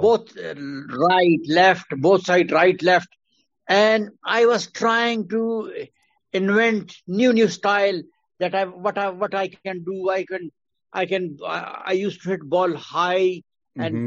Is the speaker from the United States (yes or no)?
no; Quetta, Balochistan, Pakistan; I was born in Quetta, mm hmm Balochistan, uh, because my father was working there in Staff College, Quetta